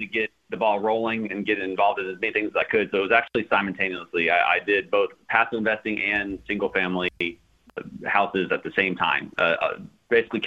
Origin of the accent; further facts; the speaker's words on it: Houston, Texas, United States; moved away; I was originally from Houston, Texas, lived out in the Katy area